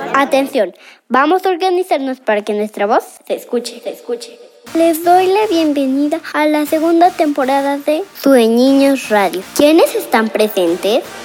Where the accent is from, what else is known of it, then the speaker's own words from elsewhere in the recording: San Cristóbal de las Casas, Chiapas, Mexico; Nací aquí en San Cristóbal de las Casas Chiapas